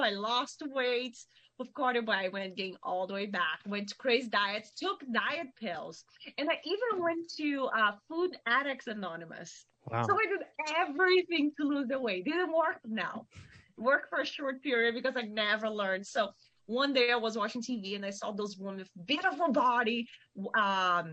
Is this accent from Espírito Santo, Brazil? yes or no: yes; Vitória, Espírito Santo, Brazil; English is a second language; moved away as an adult; now in Sonoma, United States; I'm from Espírito Santo. It's a state between north of Rio de Janeiro and south of Bahia.